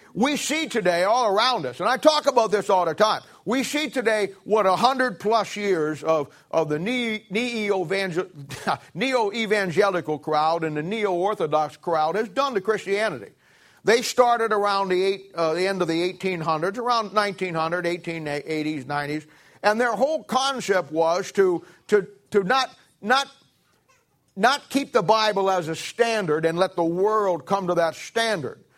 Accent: Canton, Ohio, United States; moved away; I come from Canton, Ohio. I moved out here in nineteen seventy-six

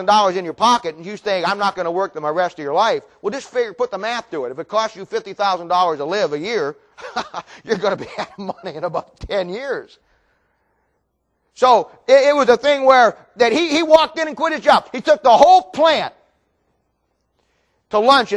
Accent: Ohio, United States; moved away; when I was in Ohio, I grew up in Ohio

